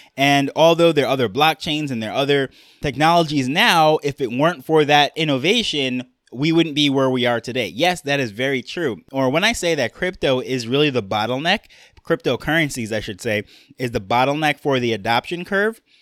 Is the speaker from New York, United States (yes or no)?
yes; New York, United States; accent: New York; moved away as an adult; now in Jamaica; I grew up in New York, so that is why I have my New York accent